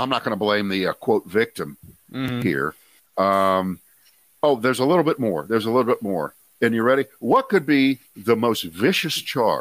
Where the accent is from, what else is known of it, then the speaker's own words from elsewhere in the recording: Ohio, United States; now in North Carolina, United States; I was born in Ohio